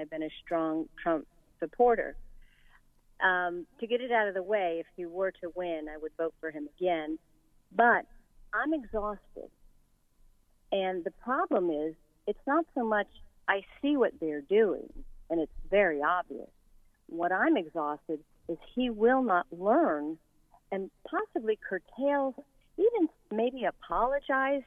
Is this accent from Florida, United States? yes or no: yes; Florida, United States; now in Pinehurst, United States; I'm from Florida, a large group of golfing people, and where I live with Pinehurst and everything